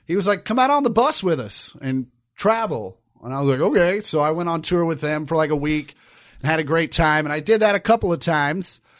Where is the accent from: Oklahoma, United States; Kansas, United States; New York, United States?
Kansas, United States; I grew up in Kansas where you couldn't wear hats in school